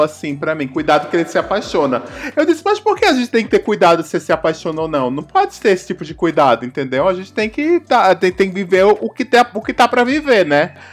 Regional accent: Northeast Region, Brazil; moved away; eu não sou sudestina, eu sou do Nordeste também. Então quando eu me mudei do Nordeste para cá

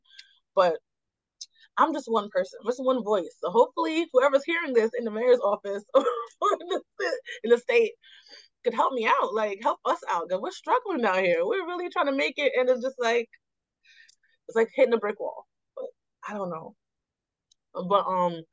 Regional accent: Jamaica; now in New York, United States; I'm Jamaican.

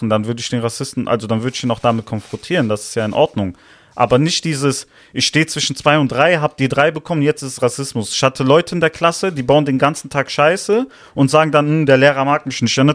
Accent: Italy; Ja, ich fühle mich meiner Heimat schon verbunden. Ich sag schon, ich bin Italiener, ja.

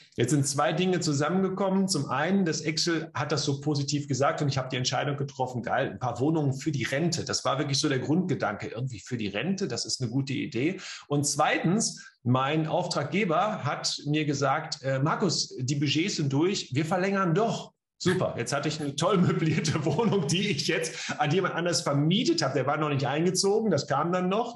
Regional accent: Bielefeld, North Rhine-Westphalia, Germany; komme aus und lebe in Bielefeld

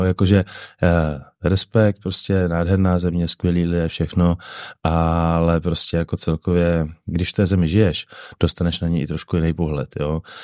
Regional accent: Bohemia, Czechia; jsem z Čech

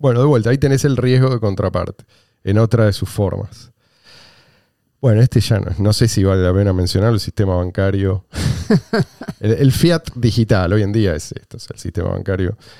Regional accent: Argentina; Yo soy argentino. Hace 46 años que vivo en este país.

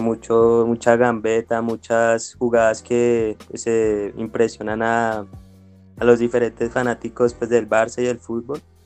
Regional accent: Bogotá, Colombia; yo nací acá en Bogotá

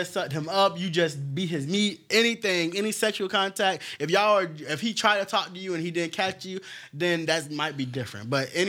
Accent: Naples, Florida, United States; moved away; because I'm from Naples. I done came up here

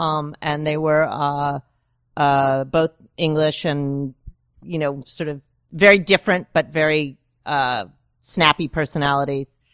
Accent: Woodstock, New York, United States; I'm really from Woodstock

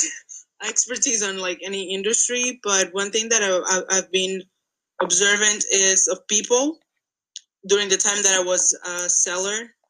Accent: Angola; moved away as an adult; now in United States; I'm not American. I am Angolan. I came to America to study.

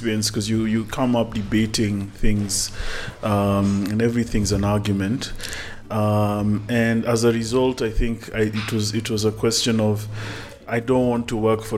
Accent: Kenya; Kenyans are lucky because we sit in a country that has, you know, a great constitution

